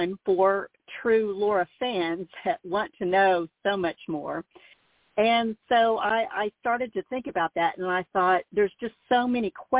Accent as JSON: {"language": "English", "town": "Mansfield", "region": "Missouri", "country": "United States", "tie": "born or raised there", "said": "growing up in Mansfield"}